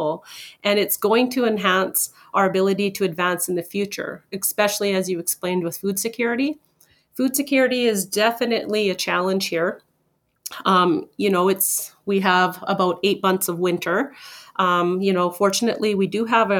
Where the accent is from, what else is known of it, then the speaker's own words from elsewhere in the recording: Fort Nelson, British Columbia, Canada; Growing up in Fort Nelson, you would go grocery shopping and you would get your produce for the week